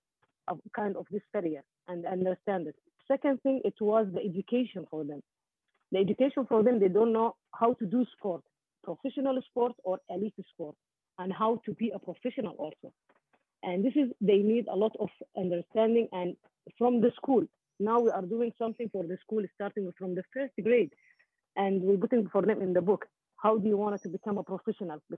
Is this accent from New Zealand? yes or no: no; Qatar; we are from Gulf also, especially in Qatar